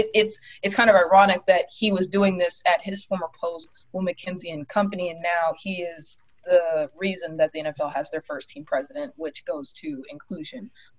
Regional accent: Prince George's County, Maryland, United States; I'm from Prince George's County. I'm from the DC area. This is still Chocolate City.

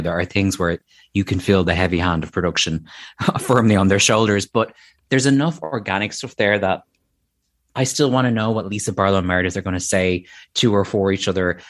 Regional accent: Ireland; as an Irish person

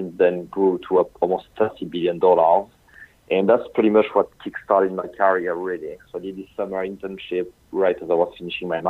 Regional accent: France; English is a second language; moved away as an adult; also born or lived in United Kingdom; I'm sure you can tell by my accent. So I come from France.

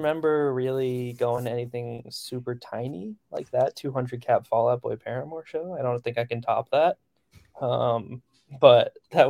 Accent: New Jersey, United States; Yeah, I grew up like in Central Jersey, so Starline Ballroom was probably like the big one growing up that I went to all the time.

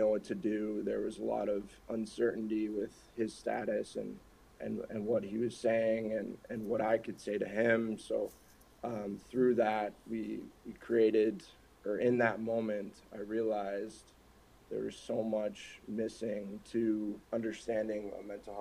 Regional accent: Minnesota, United States; also born or lived in Newport Beach, California / upstate New York; I grew up pretty much in Minnesota

